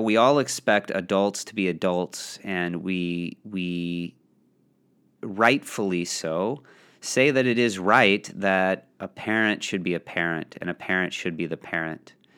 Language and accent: English; Belleville, Illinois, United States; It was in Belleville, Belleville West. Shout out to my, my high school and my hometown